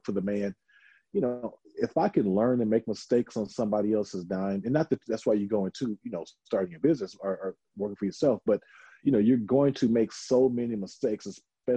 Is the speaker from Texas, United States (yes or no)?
yes; Houston, Texas, United States; I'm from Houston, so of course I know like a little Spanish